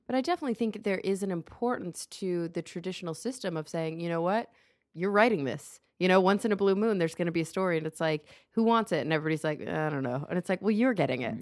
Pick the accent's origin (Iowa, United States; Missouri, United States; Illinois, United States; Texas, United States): Texas, United States; Dallas; now in Los Angeles, United States; we grew up in Dallas